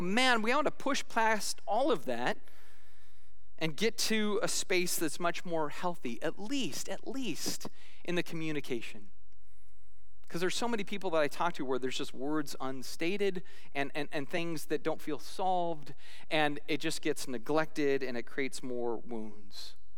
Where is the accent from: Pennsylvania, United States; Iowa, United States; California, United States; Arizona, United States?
Arizona, United States; I'm a kid from Arizona